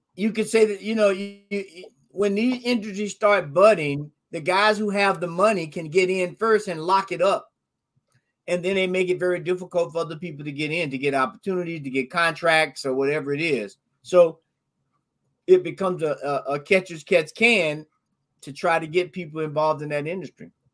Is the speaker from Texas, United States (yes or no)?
no; Florida, United States; moved away; I'm from Florida originally